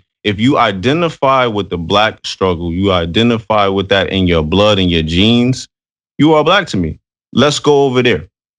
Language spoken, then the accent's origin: English; Paterson, New Jersey, United States; I'm from Silk City. Or, yeah, I'm from Patterson, New Jersey. But I always say I'm from Patterson, New Jersey.